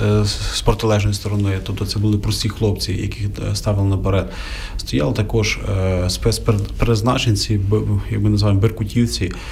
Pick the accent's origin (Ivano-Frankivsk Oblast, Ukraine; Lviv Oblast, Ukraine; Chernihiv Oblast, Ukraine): Lviv Oblast, Ukraine; Lviv; Ти привіз людей, я привіз людей. Давай будемо організовувати. бо Ти зі Львова, я зі Львова.